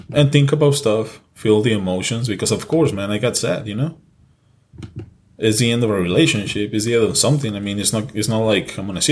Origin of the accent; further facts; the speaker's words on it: Mexico; English is a second language; moved away; also born or lived in California; I was born in California, but I was raised in Mexico. So yeah, English is my second language.